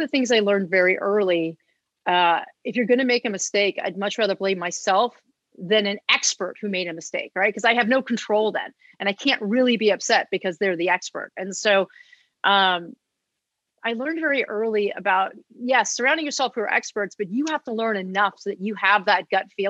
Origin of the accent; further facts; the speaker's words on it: Los Angeles, California, United States; I'm a born and raised Los Angelian. I actually live about a half a mile from where I grew up